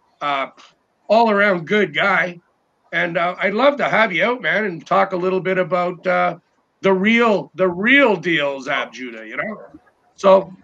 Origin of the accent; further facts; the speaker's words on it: Newfoundland and Labrador, Canada; I'm freaking Scottish, right? So I'm a newfie.